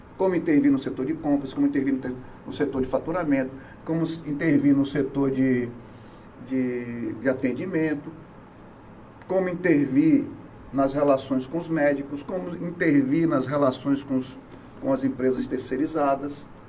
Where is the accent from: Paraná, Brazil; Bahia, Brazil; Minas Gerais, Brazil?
Bahia, Brazil; Salvador; moved away as an adult; now in Itabuna, Brazil; eu sou de Salvador, é, mas eu me considero de Itabuna, tenho 36 anos que eu estou em Itabuna.